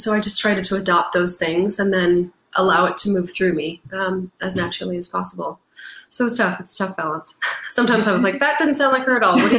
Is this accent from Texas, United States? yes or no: no; Brooklyn, New York, United States; now in California, United States; I'm from Brooklyn line at the beginning of the show, everybody, woo! You know, and sometimes we would get these like battling responses in New York where I say, but you know, I've been living in California